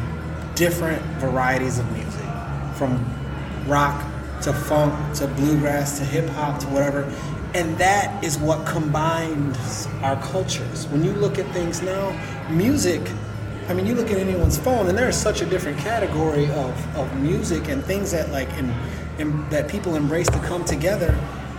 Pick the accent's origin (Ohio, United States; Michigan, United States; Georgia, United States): Michigan, United States; West; moved away as an adult; also born or lived in Grand Rapids; now in Detroit, United States; I grew up in West Michigan